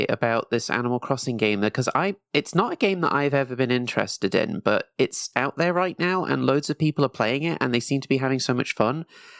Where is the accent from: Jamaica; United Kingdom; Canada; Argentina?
United Kingdom; Nottingham, East Midlands; now in Edinburgh, United Kingdom; I grew up in Nottingham, which is like 2 hours away from the nearest beach.